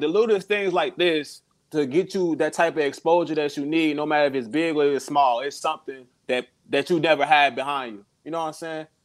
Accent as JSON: {"language": "English", "town": "Chicago", "region": "Illinois", "country": "United States", "also_born_or_lived": "South Carolina", "moved": "yes", "lives_now": "Columbia, United States", "said": "I'm from Chicago. I uh moved to South Carolina like a couple years ago."}